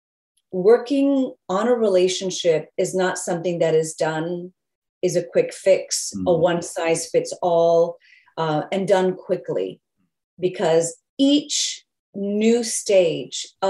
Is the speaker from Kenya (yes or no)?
no; England, United Kingdom; moved away; I was born in England